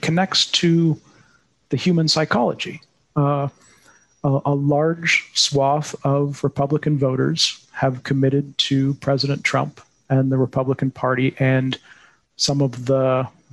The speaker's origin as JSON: {"language": "English", "country": "United States", "said": "As an American"}